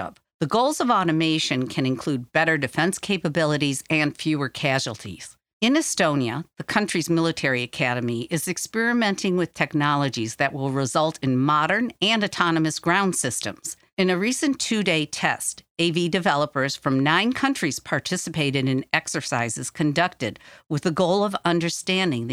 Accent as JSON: {"language": "English", "region": "Michigan", "country": "United States", "said": "my home state of Michigan"}